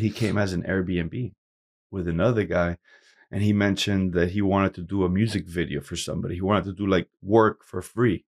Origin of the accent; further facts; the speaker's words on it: Hialeah, Florida, United States; also born or lived in Camagüey, Cuba / Puerto Rico; We came to Miami, Hialeah. You know, I grew up in Hialeah